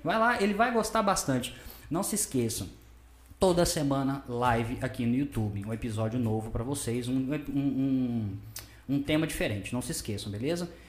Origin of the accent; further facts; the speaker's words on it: Sete Lagoas, Minas Gerais, Brazil; Sou daqui de Sete ah, Lagoas sim, mesmo.